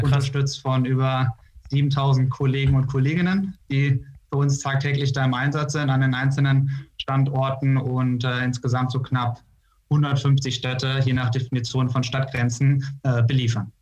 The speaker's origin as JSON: {"language": "German", "region": "North Rhine-Westphalia", "country": "Germany", "tie": "born or raised there", "also_born_or_lived": "Austin, Texas / Vallendar", "moved": "as an adult", "lives_now": "Münster, Germany", "said": "ich bin äh, gebürtiger Niederrheiner, da komme ich her, bin ich aufgewachsen"}